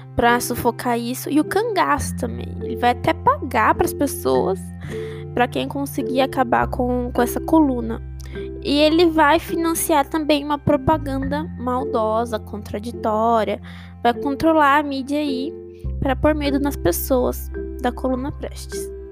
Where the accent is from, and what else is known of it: Brazil